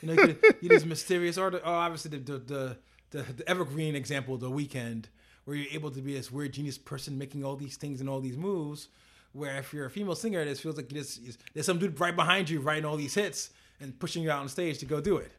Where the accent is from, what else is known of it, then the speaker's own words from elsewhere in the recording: New York City, New York, United States; I am from Brooklyn. I grew up in the crack era.